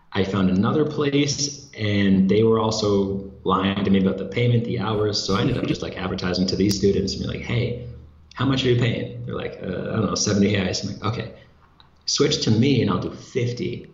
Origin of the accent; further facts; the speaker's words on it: United States; moved away as an adult; now in Brazil; I'm an American living in Brazil